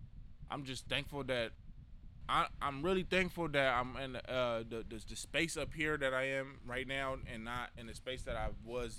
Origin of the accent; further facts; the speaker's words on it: San Diego, California, United States; I'm sorry that I'm from Southeast San Diego.